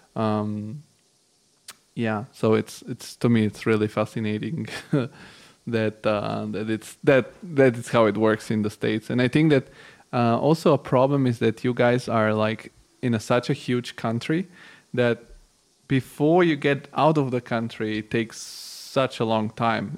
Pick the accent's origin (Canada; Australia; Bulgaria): Bulgaria; I'm originally from Bulgaria, which is an Eastern European country, and I was born in the '90s